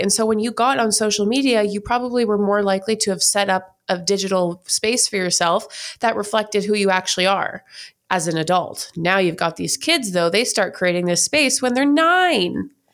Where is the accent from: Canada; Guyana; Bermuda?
Canada; moved away as an adult; now in United States; I'm from Canada